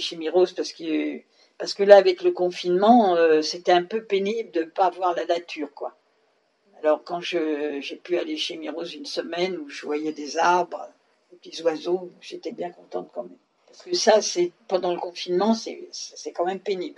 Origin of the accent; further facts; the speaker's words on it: Paris, Île-de-France, France; also born or lived in Vincennes / Réunion / Indre-et-Loire / Bagneux; Je suis née à Vincennes, mais je suis parisienne.